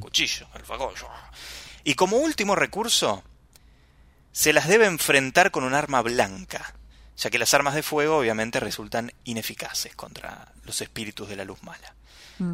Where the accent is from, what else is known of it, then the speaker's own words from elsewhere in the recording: Buenos Aires, Argentina; como porteño, como buen porteño